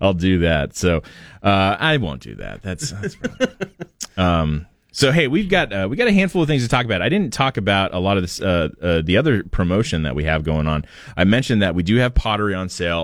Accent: Portland, Oregon, United States; moved away; I grew up in Portland, where half of my life was spent under clouds and and rain

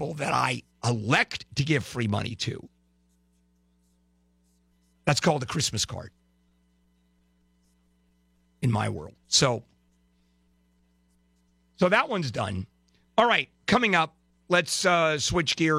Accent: Brazil; moved away; South America, where I was born in Brazil

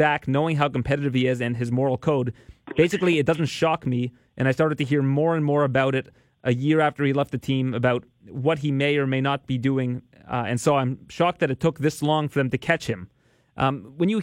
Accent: Canada; I'm a Canadian

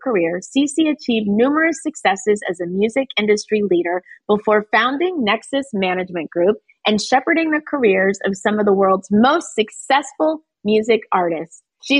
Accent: Germany; born there; also born or lived in New York, United States; my parents were in the military. I was born in Germany.

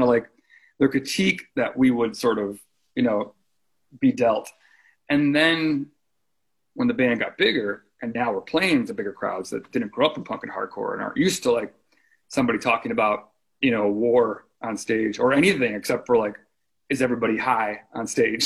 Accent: Chicago, Illinois, United States; a kid growing up in Chicago

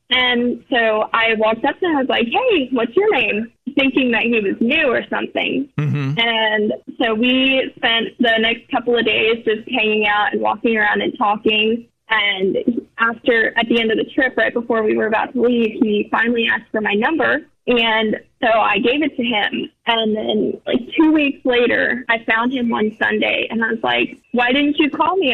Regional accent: New Jersey, United States; we're from New Jersey

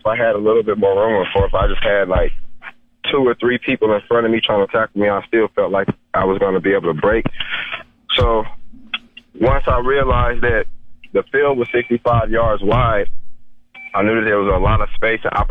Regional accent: United States

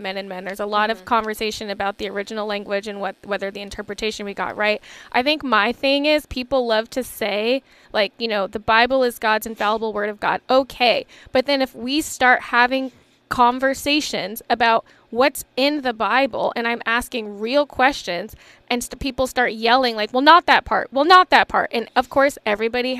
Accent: the South, United States; I'm from the South. I was raised to believe you can catch more flies with honey than vinegar

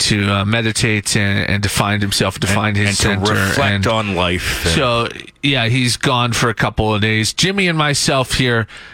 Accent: Saskatchewan, Canada; I'm from Saskatchewan

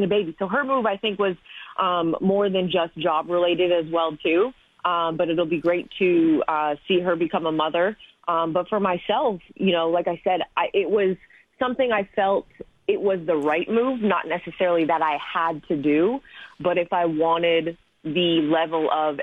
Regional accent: Canada; moved away; Growing up in Canada, there weren't women who looked like me

